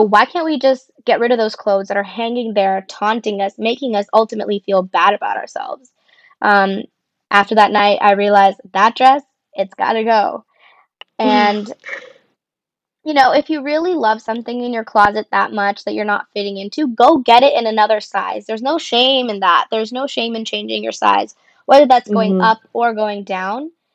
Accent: Tucson, Arizona, United States; moved away as an adult; also born or lived in Boston, Massachusetts; now in Los Angeles, United States; I am originally from Tucson, Arizona, but I currently live in Los Angeles

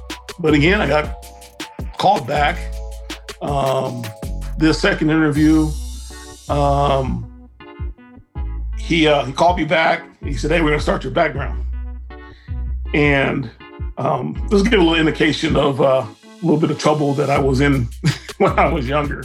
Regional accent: Compton, California, United States; grew up in Compton

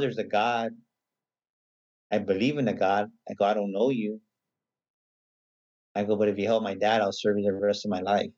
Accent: San Antonio, Texas, United States; also born or lived in San Marcos, Texas; I'm pretty much born and raised in San Antonio

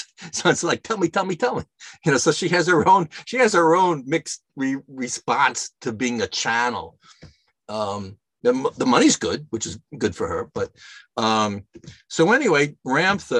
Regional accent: New York, United States; moved away; also born or lived in Yelm, Washington; I was living in New York. I grew up in New York. I went to Chaminade High School in Mineola

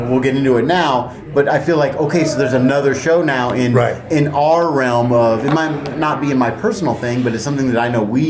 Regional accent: United States; I'm an American

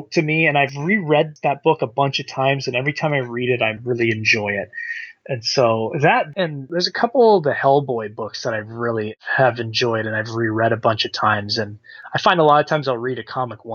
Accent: Canada; Being a Canadian kid growing up

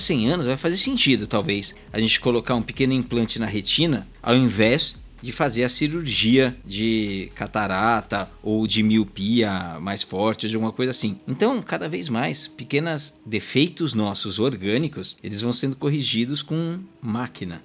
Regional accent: Brazil; nós três somos brasileiros, eu sou o único no Brasil

